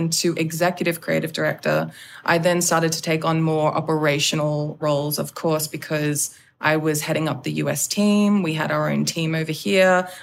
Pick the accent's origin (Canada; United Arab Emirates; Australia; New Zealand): Australia; now in Los Angeles, United States; being in LA, being an Australian, leading a predominantly American team